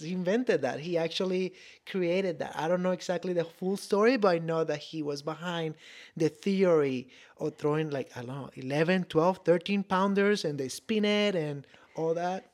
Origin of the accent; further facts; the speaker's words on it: Venezuela; first language Spanish; English is a second language; moved away as an adult; I am from Venezuela originally.